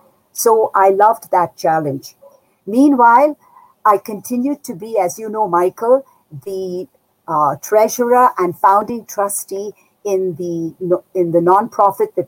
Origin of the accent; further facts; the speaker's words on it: Darjeeling, West Bengal, India; I was born and brought up in Darjeeling in the foothills of the Himalayan mountains, northeastern India